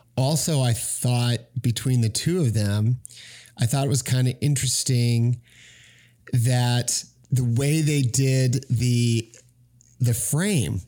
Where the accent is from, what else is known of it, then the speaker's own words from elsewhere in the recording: Arizona, United States; I'm from Arizona